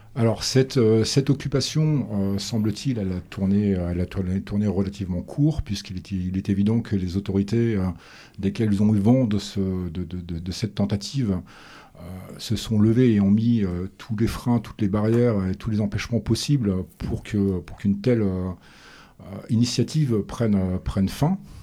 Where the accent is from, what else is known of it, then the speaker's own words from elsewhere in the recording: France; chez nous en France